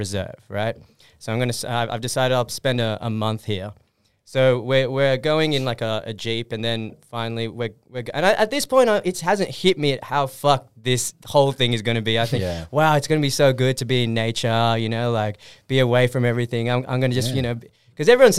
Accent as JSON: {"language": "English", "town": "Sydney", "region": "New South Wales", "country": "Australia", "tie": "born or raised there", "said": "I grew up in Fox Valley, Wurunga"}